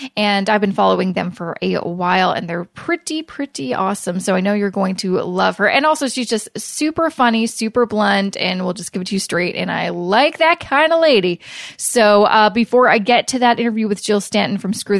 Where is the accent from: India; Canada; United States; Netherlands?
Canada; Vancouver, British Columbia; now in Toronto, Canada; I'm originally from Vancouver, now live in Toronto